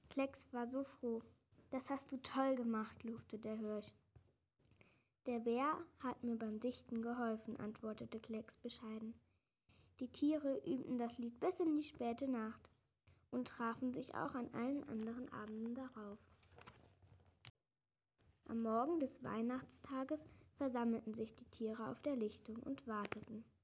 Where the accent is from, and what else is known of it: Salmtal, Rhineland-Palatinate, Germany